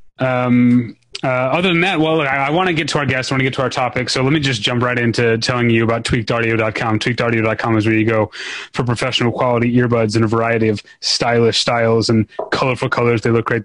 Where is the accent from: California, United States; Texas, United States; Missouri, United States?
Missouri, United States; St. Louis; my hometown paper, the St. Louis Post Dispatch